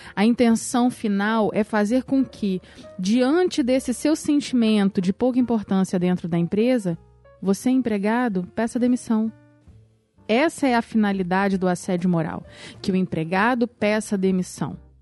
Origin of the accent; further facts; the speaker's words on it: Brazil; eu sou brasileira, casada, advogada